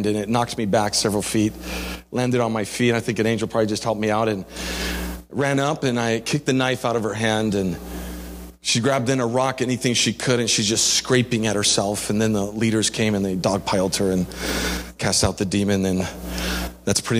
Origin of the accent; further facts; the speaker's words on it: Canary Islands, Spain; moved away; I grew up in Spain in the Canary Islands